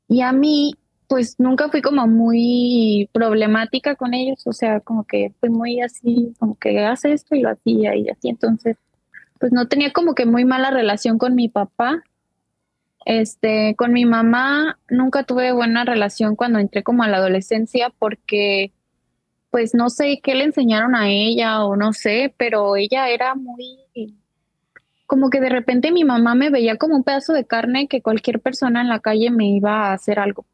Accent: Jalisco, Mexico; now in United States; soy de ahí de Jalisco también. Eh, actualmente resido en los Estados Unidos

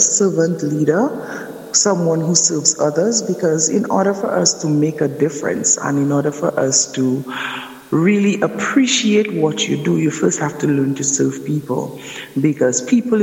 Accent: Roseau, Dominica; I'm from Dominica. I'm from the city of Roseau

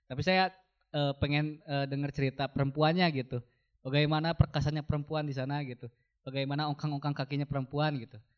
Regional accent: Tasikmalaya, West Java, Indonesia; Saya dari Tasikmalaya.

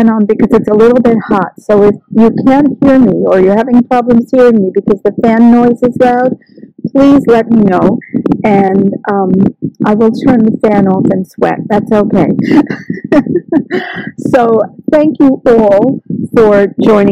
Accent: New York, United States; now in Australia; I'm from New York

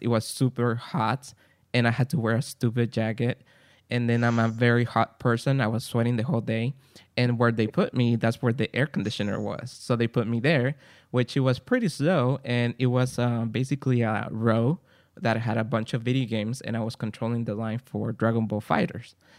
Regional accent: Guatemala; English is a second language; now in San Gabriel, United States; I'm from Guatemala, came to United States, and I'm recording here in San Gabriel, California.

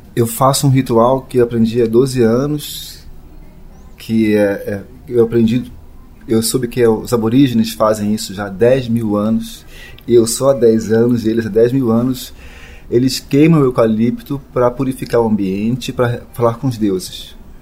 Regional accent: Belém, Pará, Brazil; moved away; also born or lived in São Paulo; de Belém, de onde eu nasci

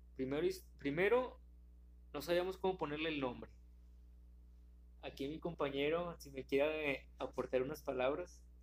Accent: Monterrey, Nuevo León, Mexico; nosotros somos de aquí de Monterrey

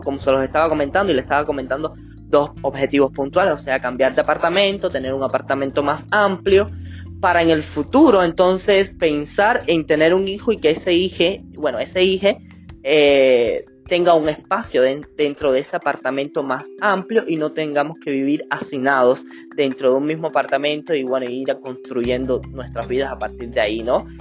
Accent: Villa Clara, Cuba; la cabecera provincial de Villa Clara, donde, de donde soy y me fui a vivir para Santa Clara

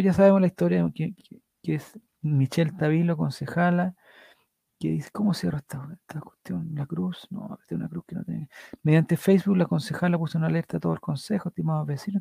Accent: Calama, Antofagasta, Chile; moved away; also born or lived in Valparaíso; Nací y crecí en Calama y viví mil años en Valparaíso.

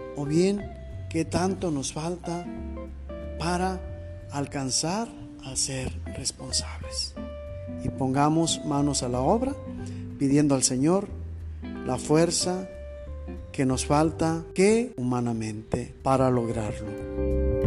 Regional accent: Mexico; nosotros como mexicanos

